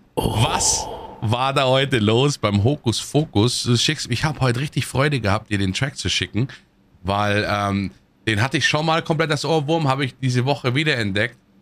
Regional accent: Munich, Bavaria, Germany; ich komme ja aus München

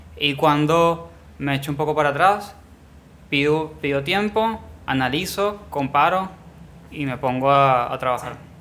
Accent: Venezuela; moved away; vengo de Venezuela

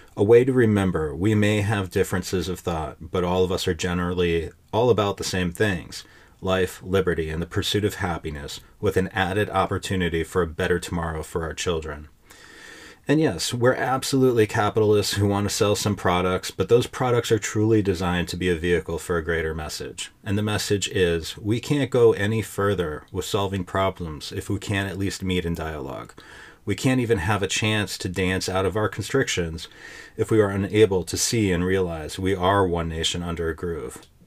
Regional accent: United States; I had a certain feeling about being an American

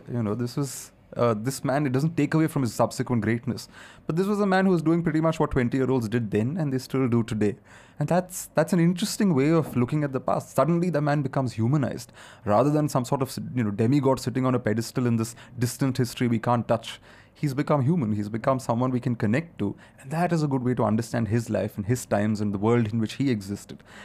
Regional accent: India; India is such a complicated, diverse country.

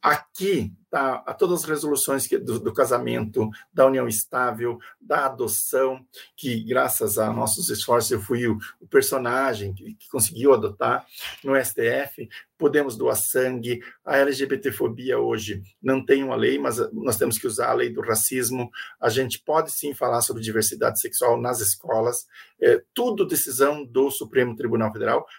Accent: Brazil; nós somos nós brasileiros

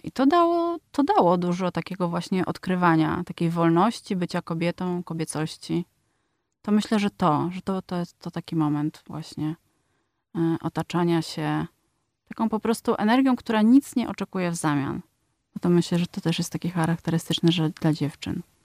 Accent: Poland; przyjechałam z Polski

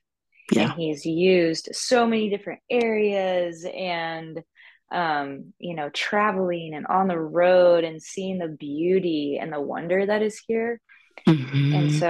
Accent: Texas, United States; born there; So yeah, I would say First off, I was born in Texas. I don't know if I would say that I'm a Texas girl.

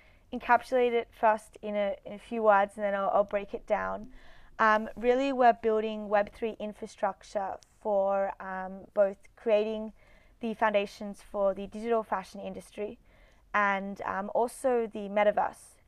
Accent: Australia; I'm from Australia, so Sydney University.

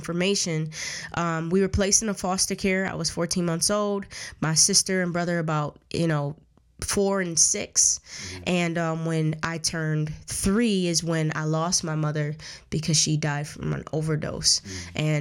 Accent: Buffalo, New York, United States; But I'm from Buffalo, New York, born and raised in Buffalo, New York, and here in Buffalo

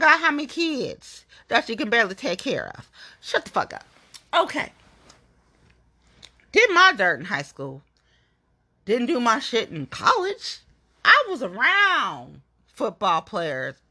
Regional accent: Cincinnati, Ohio, United States; I'm from Cincinnati, right? I'm from Nasty Natty

